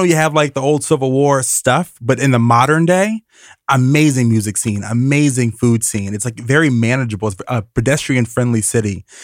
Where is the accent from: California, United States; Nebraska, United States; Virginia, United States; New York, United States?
Virginia, United States; Richmond; I'm from Richmond, Virginia